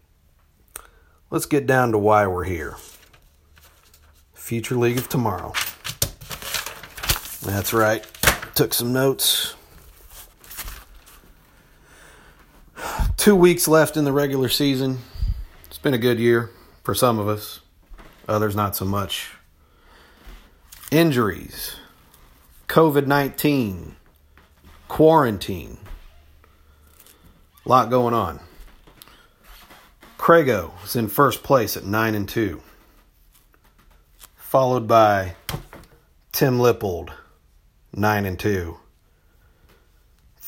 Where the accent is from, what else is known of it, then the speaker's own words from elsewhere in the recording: Topeka, Kansas, United States; We're all from Topeka in one way or another